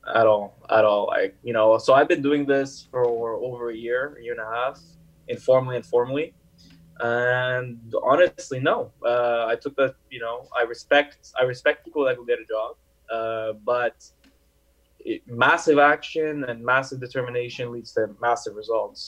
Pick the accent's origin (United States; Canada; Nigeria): Canada; Montreal, Quebec; also born or lived in Paris, France; I came from France, Paris, where just French spoken, right? And I came into Montreal